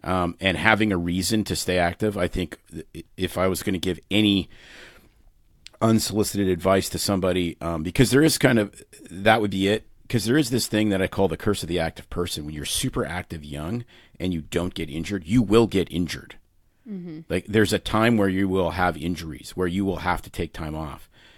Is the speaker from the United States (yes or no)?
no; Saskatoon, Saskatchewan, Canada; May and I both grew up in Canada. I grew up in Saskatoon, a city of, I don't know, it's about 300,000 people now in the prairies.